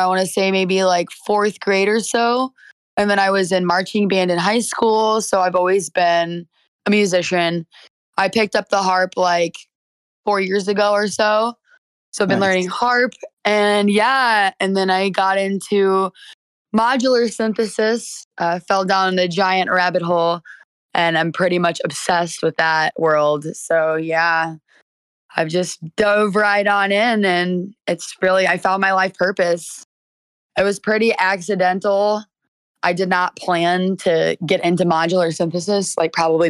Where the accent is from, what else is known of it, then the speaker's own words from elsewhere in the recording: St. Louis, Missouri, United States; also born or lived in Miami, Florida; I'm from St. Louis, Missouri, born and raised